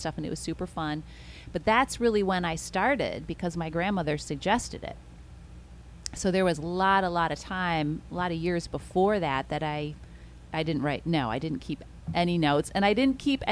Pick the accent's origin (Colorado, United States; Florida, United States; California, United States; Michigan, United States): Michigan, United States; moved away as an adult; also born or lived in New York City; I grew up in Michigan and in the suburbs in 1980. Well, in 1987, I left Michigan to go to New York City